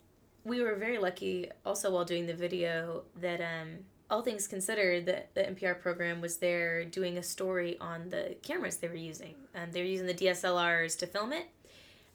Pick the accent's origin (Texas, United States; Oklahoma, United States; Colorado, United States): Colorado, United States; Denver; moved away as an adult; now in Nashville, United States; I'm from Denver area